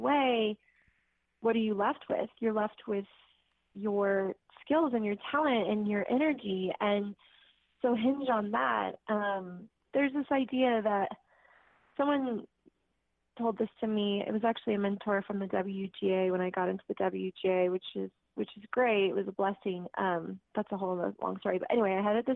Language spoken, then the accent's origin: English; Greenbrae, California, United States; I was born actually in Green Bray, California, which is up Marin County